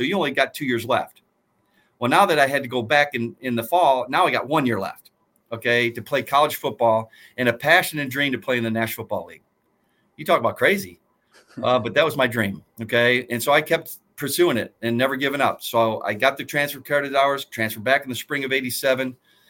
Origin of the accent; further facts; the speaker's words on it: Aurora, Illinois, United States; I'm from Aurora